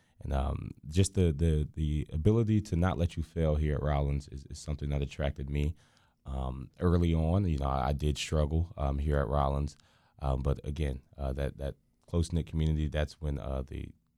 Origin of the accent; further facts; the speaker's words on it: Deltona, Florida, United States; also born or lived in Orlando / Pennsylvania / Rhode Island / Connecticut; I was born here in Orlando, Florida. And I moved up north for a while to Pennsylvania, Rhode Island, and Connecticut.